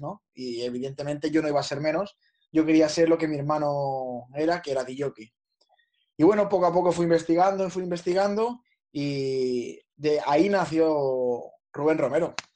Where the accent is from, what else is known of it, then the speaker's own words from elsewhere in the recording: Vila-seca, Catalonia, Spain; las fiestas de las fiestas mayores de mi pueblo